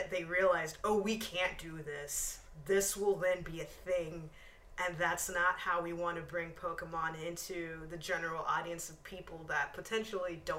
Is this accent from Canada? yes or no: no; United Kingdom; I can be a villain in anything, and I will get paid a lot of money. also, I'm British.